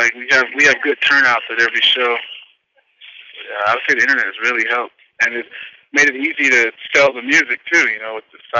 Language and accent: English; Reno Valley, California, United States; I'm from Reno Valley, California.